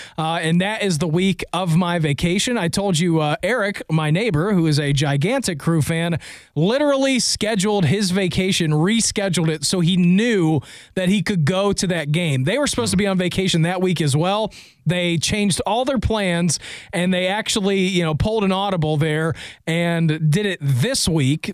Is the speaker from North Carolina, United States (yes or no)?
no; Dayton, Ohio, United States; I grew up in Dayton, only an hour and a half away